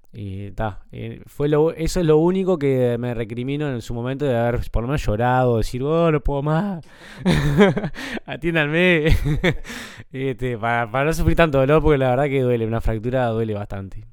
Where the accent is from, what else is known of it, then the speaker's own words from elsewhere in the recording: Montevideo, Uruguay; accent: Uruguayan; moved away as an adult; al ser el único uruguayo que estaba también en el club, yo si iba a algún lugar y hablaba, me decían, vos sos el uruguayo, ¿no? Enseguida te, te reconocían por el acento también.